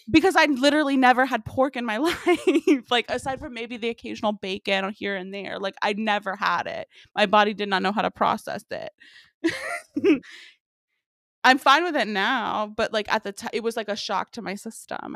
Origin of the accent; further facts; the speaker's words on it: Memphis, Tennessee, United States; I grew up in Memphis, huge barbecue city